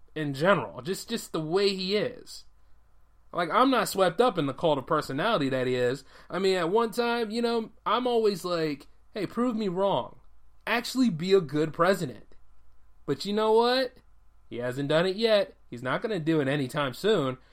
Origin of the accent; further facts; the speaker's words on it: United States; me as an American living here